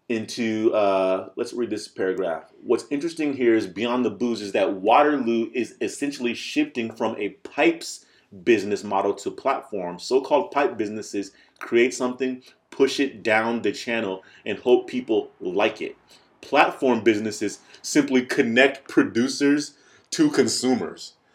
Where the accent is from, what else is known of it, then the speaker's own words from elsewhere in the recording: United States; I'm I'm American, and you know what? I'm so American